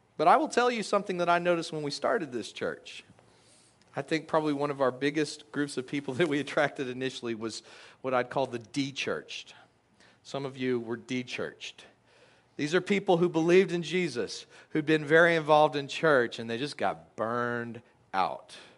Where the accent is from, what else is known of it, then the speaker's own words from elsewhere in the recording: Texas, United States; I grew up in Texas